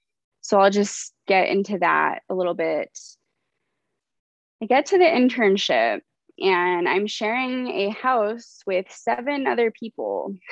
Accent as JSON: {"language": "English", "country": "Canada", "tie": "born there", "also_born_or_lived": "United States", "said": "I was born in Canada, so I'm a Canadian citizen."}